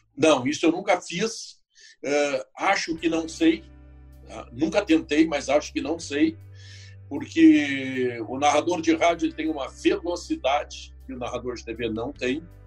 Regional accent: Porto Alegre, Rio Grande do Sul, Brazil; eu sou natural de Porto Alegre

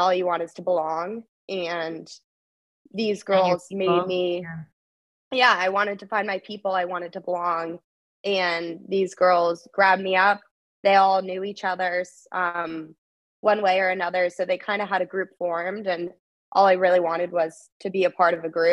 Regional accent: Florida, United States; moved away as an adult; also born or lived in Long Island; now in Clemson, United States; home, which is Florida

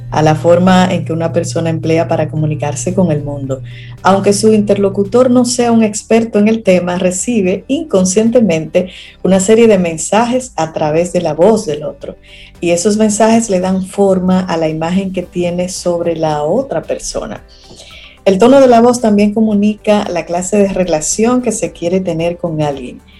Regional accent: Dominican Republic; uno como dominicano que habla de una forma así como un poco...

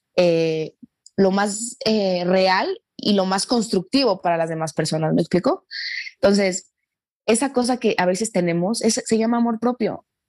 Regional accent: Mexico; nosotros en, en, en México

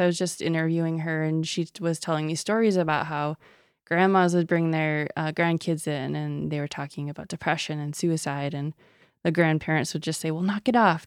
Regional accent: Sisseton, South Dakota, United States; I'm originally from Sisseton, South Dakota

